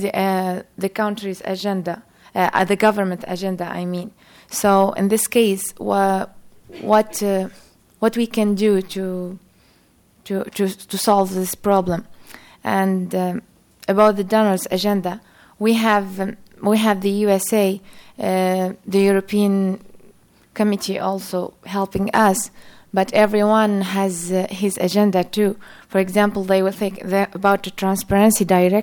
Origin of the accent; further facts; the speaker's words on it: Tunisia; I'm from Tunisia.